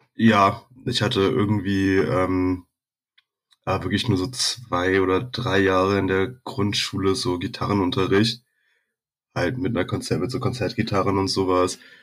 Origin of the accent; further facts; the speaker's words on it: Berlin, Germany; bin da halt irgendwo in Zehlendorf in Westberlin groß geworden.